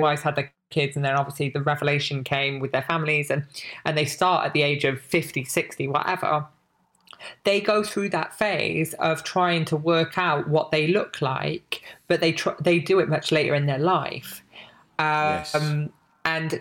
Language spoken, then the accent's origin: English; Barry, Wales, United Kingdom; I'm from Wales, lived in this town in Wales.